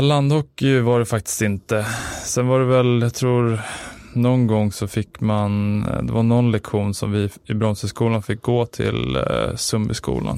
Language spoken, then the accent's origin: Swedish; Stockholm, Stockholm County, Sweden; Spånga, född, eller född är jag väl inte, men uppväxt i Spånga